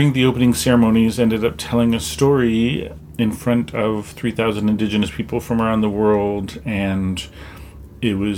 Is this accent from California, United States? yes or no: no; Anchorage, Alaska, United States; also born or lived in Bethel, Alaska / Hooper Bay, Alaska; I was adopted at 5 days old and flew to Anchorage, where I met my adopted family.